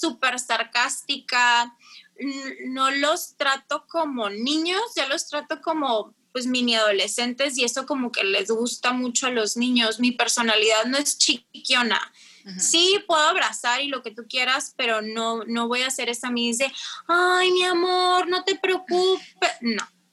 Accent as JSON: {"language": "Spanish", "town": "Tijuana", "region": "Baja California", "country": "Mexico", "also_born_or_lived": "Monterrey", "said": "tengo 29 años, soy de Tijuana."}